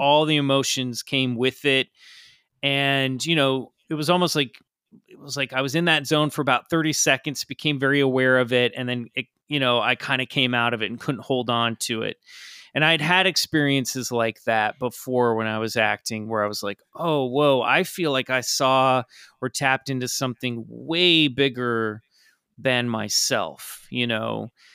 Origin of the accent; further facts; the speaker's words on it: Kansas, United States; I grew up in Kansas in the suburbs